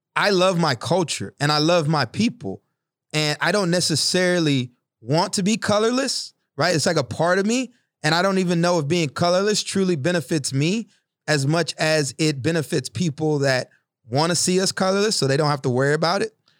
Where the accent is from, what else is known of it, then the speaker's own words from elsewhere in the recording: East Texas, United States; when I was younger, growing up in East Texas, going to Black History Bowls